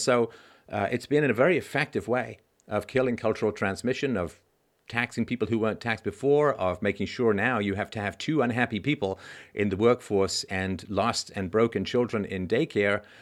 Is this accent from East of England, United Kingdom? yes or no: no; London, United Kingdom; also born or lived in Athlone, Ireland / Cheltenham; now in Canada; when I was a kid, uh, growing up in London